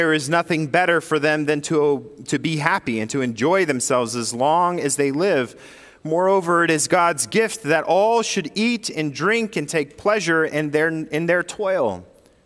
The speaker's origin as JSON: {"language": "English", "town": "Sacramento", "region": "California", "country": "United States", "tie": "born or raised there", "moved": "as an adult", "said": "my whole life I spent up until the age of 24 in Northern California, or 23. But from the ages of 9 to 20, I lived in Sacramento, California"}